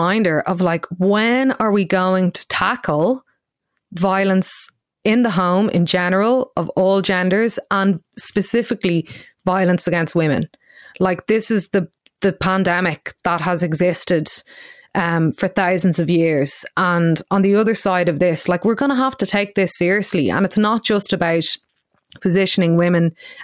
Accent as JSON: {"language": "English", "country": "Ireland", "said": "as Irish people"}